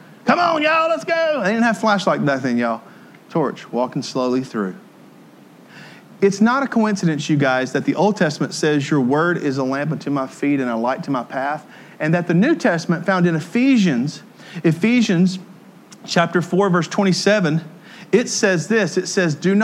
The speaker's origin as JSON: {"language": "English", "region": "Tennessee", "country": "United States", "tie": "born or raised there", "also_born_or_lived": "Ohio / Jackson, Tennessee", "said": "I was from Podunk, Tennessee, and I moved out of Tennessee up to Ohio, and I lived in Podunk, Ohio, too. But I moved back to Jackson, Tennessee"}